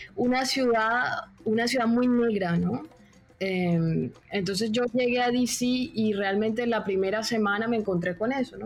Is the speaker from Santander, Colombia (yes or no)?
no; Cartagena, Bolívar, Colombia; moved away as an adult; also born or lived in Bogotá, Colombia / Peru / Argentina; yo nací en Cartagena.